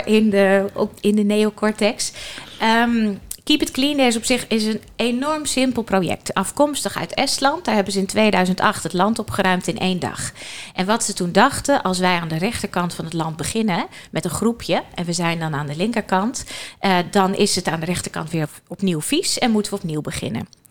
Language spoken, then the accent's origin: Dutch; Friesland, Netherlands; ik kom zelf uit Friesland